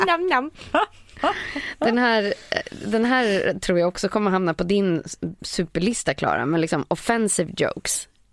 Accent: Lidingö, Stockholm County, Sweden; på Lidingö då, då, där jag kommer ifrån

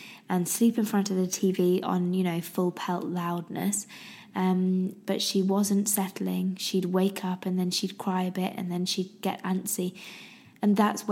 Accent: United Kingdom; I'm very British, very, very British.

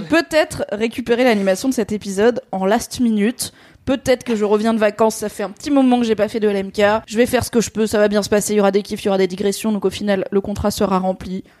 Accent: Alsace, Grand Est, France; en tant qu'Alsacienne

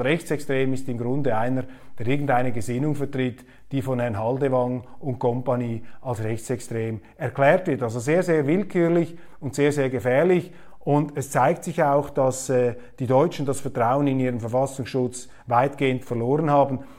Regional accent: Switzerland; als Schweizer

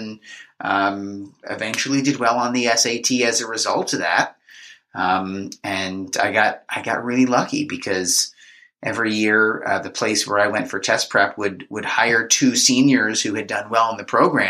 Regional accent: Marlboro, New Jersey, United States; I grew up in Marlboro.

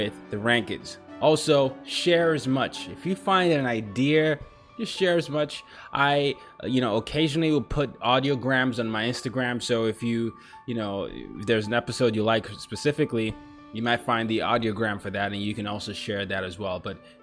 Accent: Lagos, Nigeria; now in New York, United States; I'm from Nigeria. So I grew up in Lagos, Nigeria as one of the places that I ended up growing up

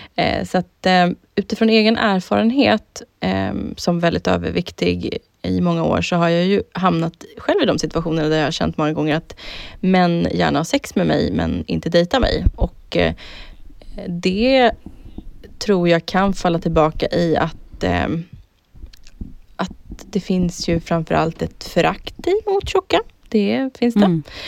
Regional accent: Södertälje, Stockholm County, Sweden; jag har haft en så jävla kul uppväxt och jag hade så jävla roligt hemma i Södertälje när vi var tonåringar

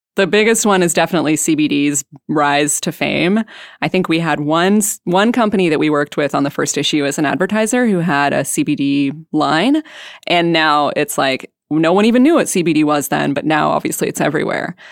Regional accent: British Columbia, Canada; moved away as an adult; also born or lived in Vancouver; now in Portland, United States; I'm from British Columbia

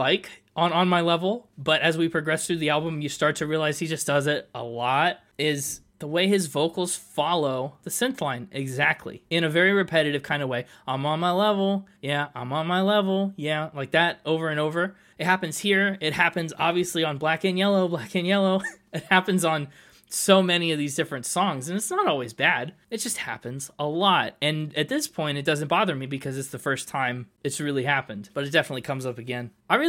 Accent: Pittsburgh, Pennsylvania, United States; It's about civic pride, too. I'm from Pittsburgh. That's what made me get the black and yellow Challenger.

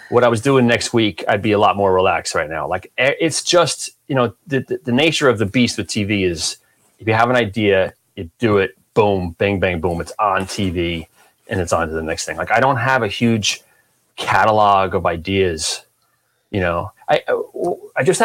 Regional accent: Union, New Jersey, United States; I grew up in Union

